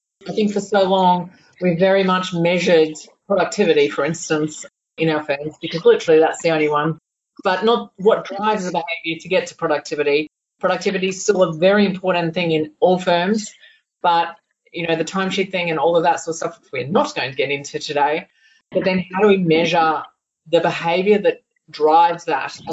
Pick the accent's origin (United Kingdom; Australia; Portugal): Australia; Toowoomba, Queensland; We're both still from Toowoomba